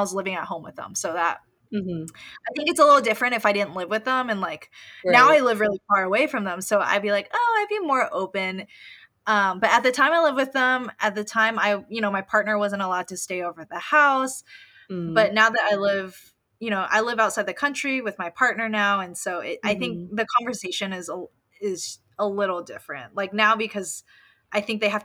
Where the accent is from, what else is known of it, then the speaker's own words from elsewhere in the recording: Austin, Texas, United States; moved away as an adult; now in Spain; I'm born and raised in Austin. I pretty much lived there my whole life until I moved.